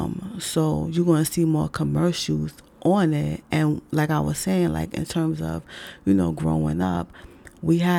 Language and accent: English; New York City, New York, United States